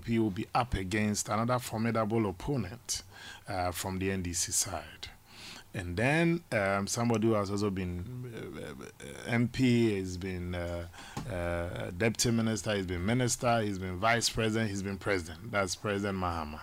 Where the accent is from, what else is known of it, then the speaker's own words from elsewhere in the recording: Mampong, Ashanti, Ghana; That's my hometown proper.